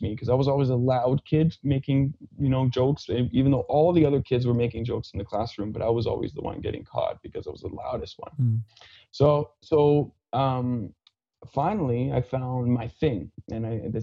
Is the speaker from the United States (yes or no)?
no; Saskatchewan, Canada; accent: Fransaskois; first language French; English is a second language; now in Calgary, Canada; I grew up on a small farm half an hour east of Saskatoon in Saskatchewan, and grew up very sheltered, and speaking French is my first language.